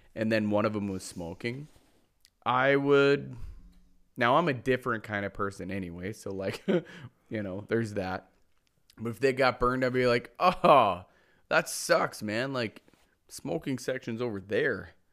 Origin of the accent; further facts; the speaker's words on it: Mitchell, South Dakota, United States; my hometown, Mitchell, South Dakota